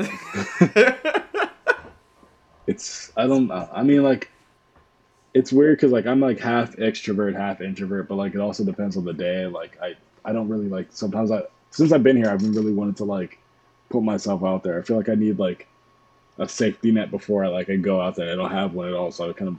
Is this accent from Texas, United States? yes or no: no; Pittsburgh, Pennsylvania, United States; also born or lived in Harrisburg / Georgia; Like, I was born in Harrisburg, then I moved from Harrisburg to Pittsburgh, and then from Pittsburgh to Georgia, and then from Georgia back to Pittsburgh.